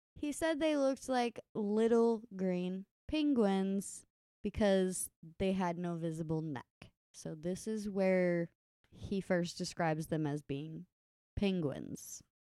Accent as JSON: {"language": "English", "region": "Kentucky", "country": "United States", "tie": "born or raised there", "said": "the dudes we grew up with in Kentucky"}